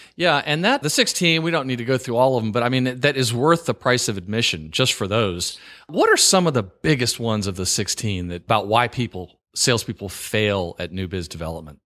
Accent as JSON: {"language": "English", "region": "the South", "country": "United States", "tie": "born or raised there", "also_born_or_lived": "New York", "lives_now": "Virginia, United States", "said": "I live in Virginia and I grew up in the South"}